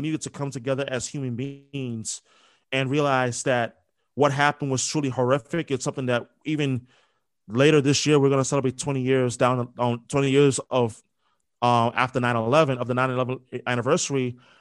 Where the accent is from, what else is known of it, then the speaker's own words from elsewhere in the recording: New York, United States; moved away as an adult; also born or lived in Philadelphia; now in Boston, United States; Growing up in New York